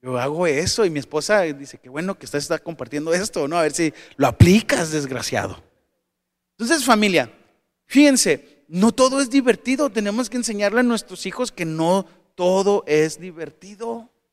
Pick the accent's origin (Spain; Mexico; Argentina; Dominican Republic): Mexico; Tijuana, Baja California; also born or lived in Sonora; soy tijuanense y mexicano